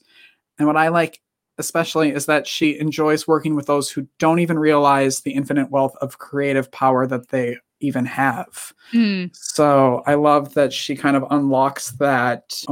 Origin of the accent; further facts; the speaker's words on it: Northern Wisconsin, United States; accent: Northern Wisconsin; I'm from Northern Wisconsin, so I have that same accent